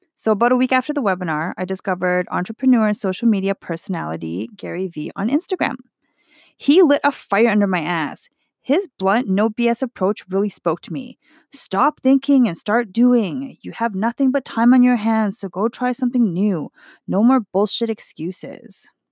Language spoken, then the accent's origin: English; Edmonton, Alberta, Canada; I am Chinese Canadian, born in Edmonton, Alberta